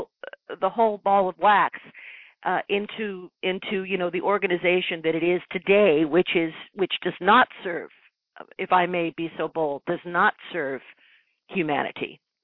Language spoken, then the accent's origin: English; Ireland; So I was raised in an although raised as Catholic, being Irish, of course, I was raised also with a complete openness to the unseen world